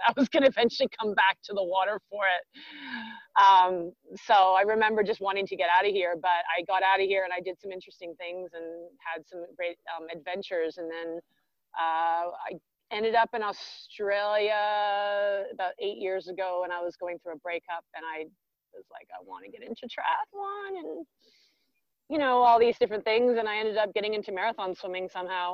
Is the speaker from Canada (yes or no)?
yes; Vancouver, British Columbia, Canada; I am from Vancouver, where I am right now in Canada. I grew up here.